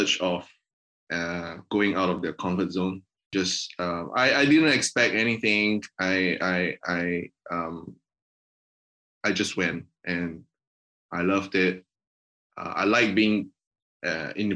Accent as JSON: {"language": "English", "country": "Singapore", "tie": "born or raised there", "also_born_or_lived": "United Kingdom", "moved": "as an adult", "said": "I grew up in Asia, specifically in Singapore."}